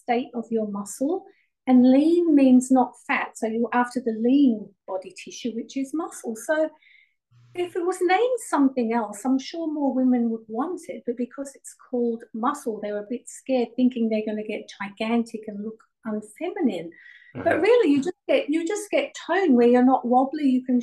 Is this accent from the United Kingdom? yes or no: yes; England, United Kingdom; now in Melbourne, Australia; I actually was born in England